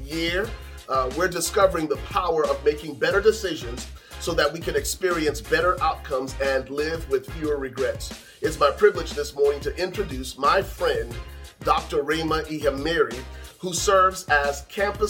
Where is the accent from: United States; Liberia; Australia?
Liberia; moved away; I'm from the West Side, Liberia